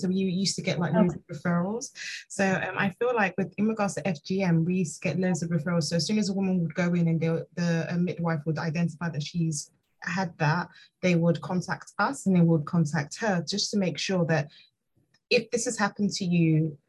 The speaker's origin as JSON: {"language": "English", "country": "Nigeria", "said": "I'm originally from Nigeria, and child marriage is prevalent there"}